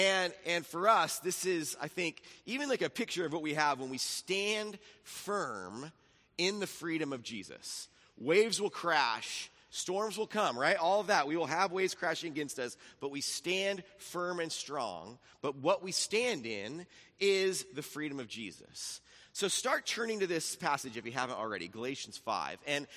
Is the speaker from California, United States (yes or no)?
yes; Laguna Beach, California, United States; I grew up in Laguna Beach, then we moved to Capo Beach, so all the cities I lived in had the word beach in them